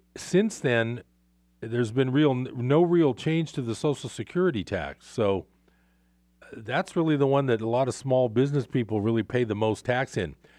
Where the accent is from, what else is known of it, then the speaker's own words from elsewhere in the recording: Bay Area, California, United States; now in Northern California, United States; I grew up in the Bay Area.